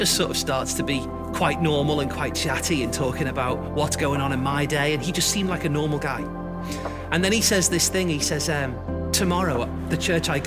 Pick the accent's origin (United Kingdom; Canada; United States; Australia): United Kingdom; Liverpool, North West England; I grew up in Liverpool, in a happy home, in this house just behind me.